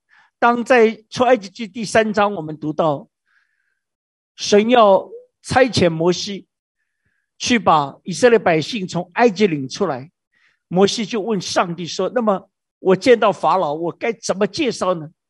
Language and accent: Chinese; China; 这个是我们中国人太熟悉。我们中国人呢，你要生小孩去拜观音，你要发财拜关公，你要出海拜为妈祖